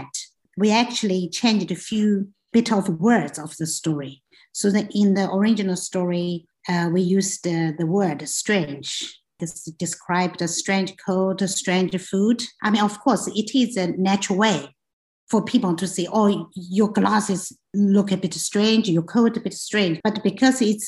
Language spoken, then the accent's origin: English; China; moved away as an adult; also born or lived in United Kingdom; I come from China